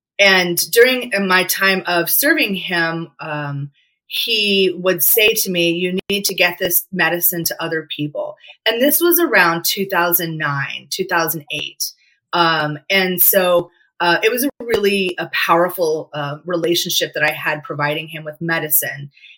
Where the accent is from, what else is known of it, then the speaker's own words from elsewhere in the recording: Charleston, South Carolina, United States; moved away as an adult; also born or lived in Philadelphia, Pennsylvania / Seattle, Washington; now in Washington, United States; I'm from Charleston, South Carolina. And that's like we've been there, like fifth generation Charlestonian, grown and raised. I left because I sought bigger and better from small town. And I moved to Philadelphia for 10 years